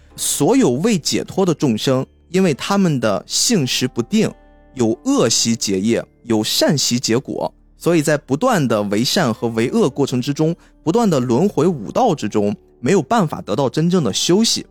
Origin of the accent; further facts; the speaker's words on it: China; 我们中国人